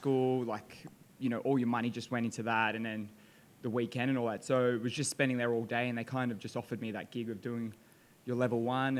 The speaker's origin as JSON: {"language": "English", "town": "Sydney", "region": "New South Wales", "country": "Australia", "tie": "born or raised there", "moved": "yes", "lives_now": "Dubai, United Arab Emirates", "said": "So born and raised in Sydney"}